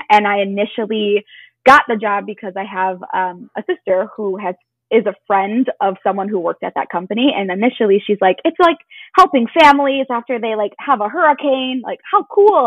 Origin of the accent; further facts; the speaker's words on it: Chicago, Illinois, United States; I currently live in the suburbs of Chicago and I grew up here, have been here my whole life